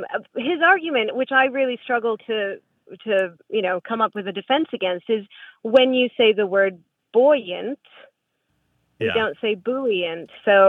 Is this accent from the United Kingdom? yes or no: no; New England, United States; now in Indianapolis, United States; And I am from New England